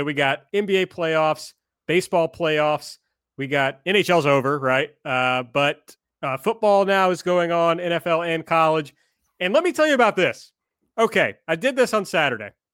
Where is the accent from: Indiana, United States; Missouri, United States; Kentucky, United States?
Kentucky, United States; We're from Kentucky